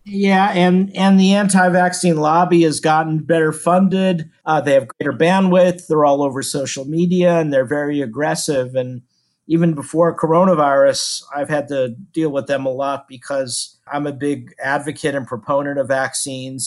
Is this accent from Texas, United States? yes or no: yes; Houston, Texas, United States; I'm from Houston